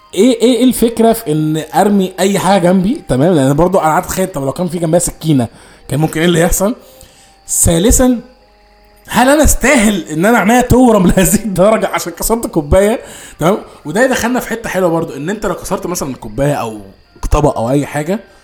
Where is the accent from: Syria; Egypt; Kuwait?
Egypt; احنا كاطفال مصريين